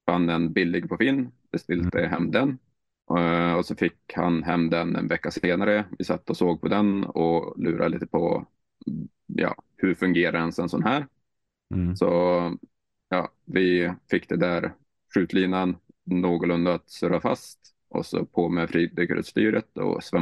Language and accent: Swedish; Skellefteå, Västerbotten County, Sweden; now in Norway; Skellefteå. Skell... Hur eh, ligger det? Eh, ja, och tänk Finland och så gränsen mm. mellan Finland och Sverige och så 200 kilometer söder. Så svenska kusten vid Mo i Rana cirka.